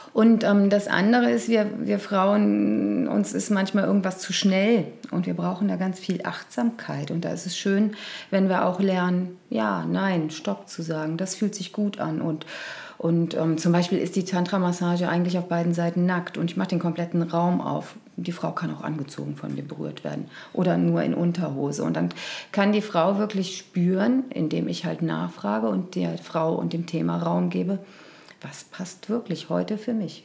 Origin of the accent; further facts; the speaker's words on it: Cologne, North Rhine-Westphalia, Germany; Und ich bin ja Kölnerin